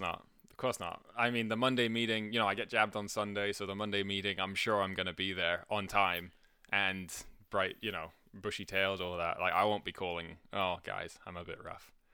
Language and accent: English; Scotland, United Kingdom; most people know that I'm Scottish